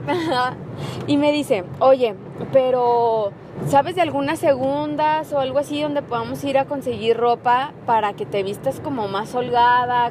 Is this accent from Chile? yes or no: no; Mexico; also born or lived in Mérida; soy mexicana